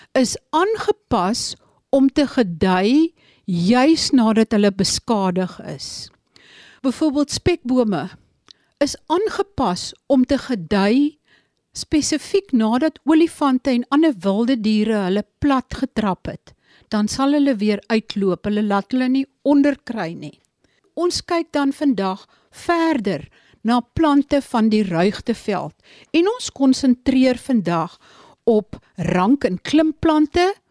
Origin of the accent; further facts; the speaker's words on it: Sundays River Valley, Eastern Cape, South Africa; Dit is die gebied waar ek vandaan kom